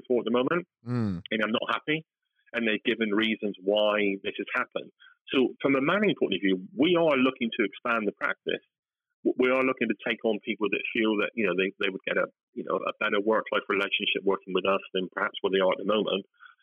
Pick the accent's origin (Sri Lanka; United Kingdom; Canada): United Kingdom; West Country, South West England; accent: West Country; my West Country accent